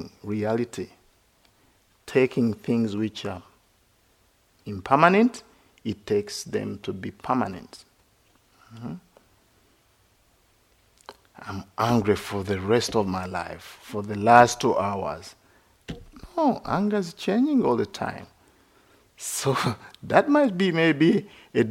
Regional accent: Uganda; moved away as an adult; also born or lived in India / Sri Lanka / Thailand; I grew up in Uganda

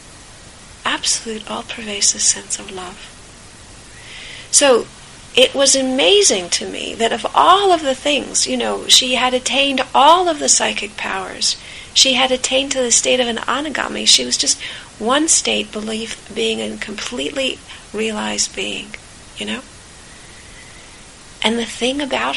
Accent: California, United States; I grew up in California

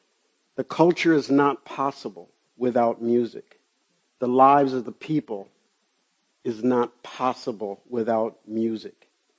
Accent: Chicago, Illinois, United States; Growing up in Chicago in the 50s, I think one of the benefits from growing up on the far south side, which had so much nature

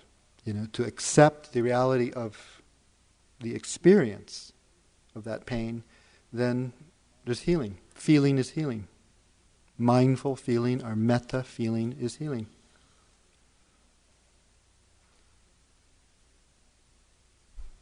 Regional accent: Hawaii, United States; Being born and raised in Hawaii

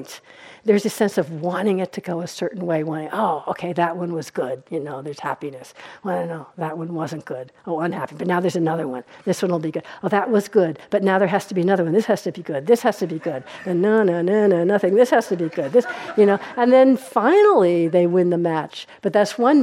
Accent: New York, United States; I'm from New York. Since my New Yorkness really comes out

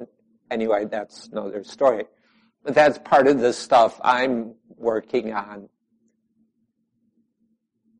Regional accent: United States; also born or lived in Chicago; now in Southwest Wisconsin, United States; most of us here are Americans one way or another

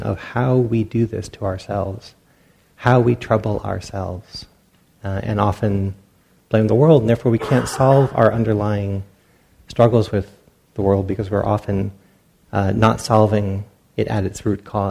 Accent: Rhode Island, United States; also born or lived in Pacific Northwest / San Francisco Bay Area; now in Briones, United States; I grew up in Rhode Island, and then lived up in the Northwest for a while, and I've been down the Bay Area for a while now

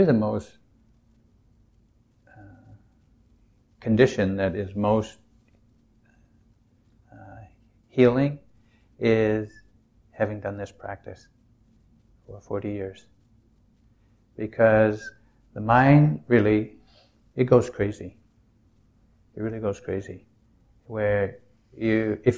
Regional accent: New England, United States; I'm from New England. It's a very self-reliant, do it yourself, don't depend on anybody

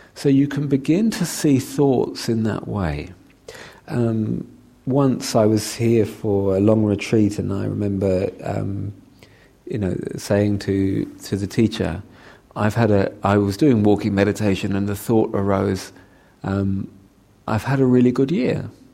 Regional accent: London, United Kingdom; I'm a Londoner

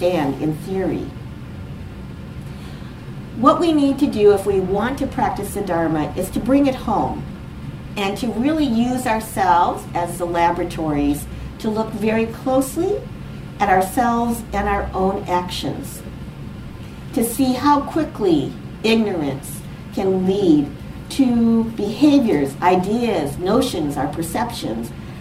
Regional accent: United States; I am from the United States

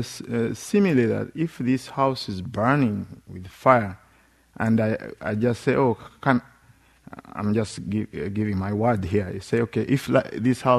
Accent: Uganda; moved away; In Uganda, especially, we have extended families

